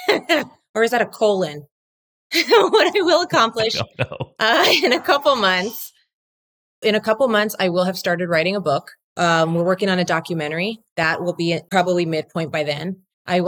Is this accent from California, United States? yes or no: yes; Whittier, California, United States; I grew up in Whittier, where the girls are prettier